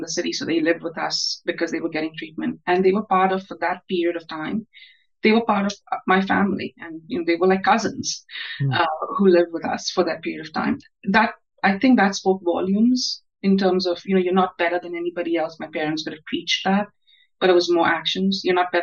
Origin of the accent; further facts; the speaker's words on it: India; moved away as an adult; now in United States; I grew up in India, Christopher. I was born in India. I grew up in India, and I stayed in India, was educated in India through my adulthood. I came to the United States for graduate school.